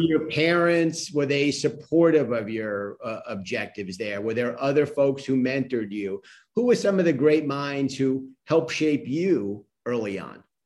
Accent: New York City, New York, United States; I grew up in Queens. My family's from Brooklyn.

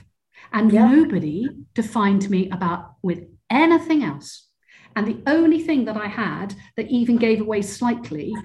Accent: Cornwall, South West England, United Kingdom; moved away; I grew up in Cornwall, which is in the southwest of the UK

